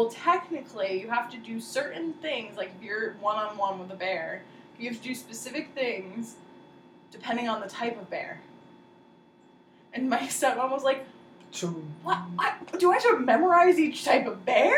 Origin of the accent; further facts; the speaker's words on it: New Jersey, United States; we grew up in Jersey